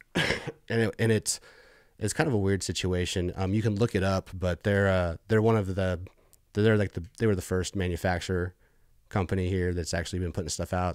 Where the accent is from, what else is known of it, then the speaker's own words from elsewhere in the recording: Missouri, United States; also born or lived in Bay Area, California; moved to Missouri when I was, like, ten and go to high school, junior high